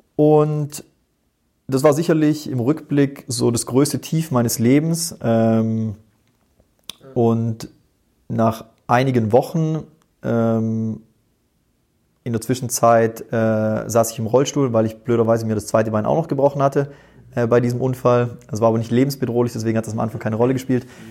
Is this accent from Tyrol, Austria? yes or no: yes; Tyrol, Austria; ich bin in Tirol geboren